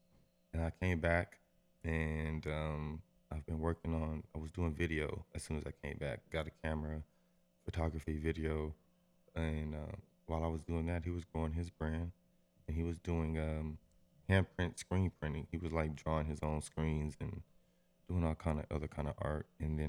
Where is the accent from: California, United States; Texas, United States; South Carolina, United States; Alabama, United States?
Texas, United States; Austin; I would say I'm from Austin.